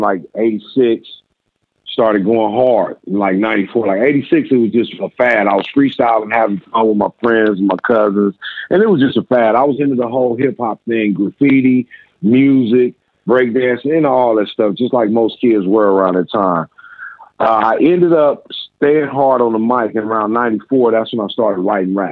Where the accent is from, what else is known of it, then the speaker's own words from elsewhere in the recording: Inglewood, California, United States; also born or lived in Little Rock, Arkansas; I was born in Arkansas, where I lived till I was 10 years old. My mother remarried and moved us to California. And we've been in California since. We moved to Inglewood, California, where I grew up.